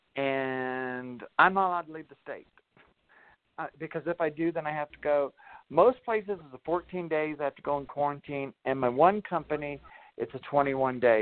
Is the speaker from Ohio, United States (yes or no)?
yes; Ohio, United States; now in Arkansas, United States; I'm Ohio. I grew up in Ohio. I'm Ohio Buckeye